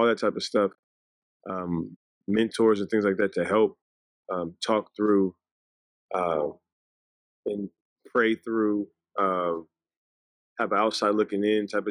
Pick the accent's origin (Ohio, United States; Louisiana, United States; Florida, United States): Louisiana, United States; Ruston; also born or lived in Los Angeles, California; I was born in California. I was born in the Valley, LA area. And then we moved to Ruston, Louisiana, which I think was huge for us. It was a very, very small town, and we were kind of raised in a bubble